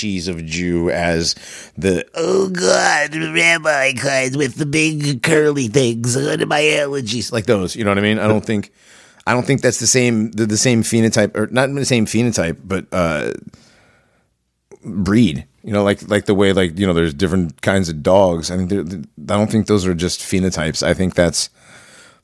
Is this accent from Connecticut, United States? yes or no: yes; West Hartford, Connecticut, United States; growing up around West Hartford, I have a lot of Jewish friends growing up